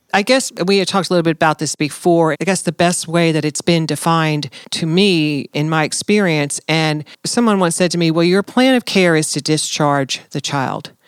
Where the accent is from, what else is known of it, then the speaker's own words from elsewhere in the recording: New Jersey, United States; moved away as an adult; I'm originally from New Jersey